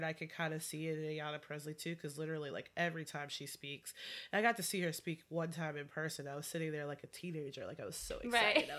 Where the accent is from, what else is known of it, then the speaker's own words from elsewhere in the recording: South Carolina, United States; moved away as an adult; now in Washington, D.C., United States; I'm from South Carolina. Like I don't come from an affluent family